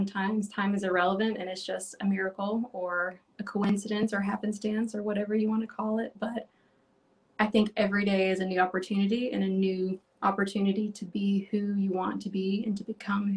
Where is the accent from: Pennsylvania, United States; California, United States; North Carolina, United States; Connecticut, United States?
North Carolina, United States; I grew up in North Carolina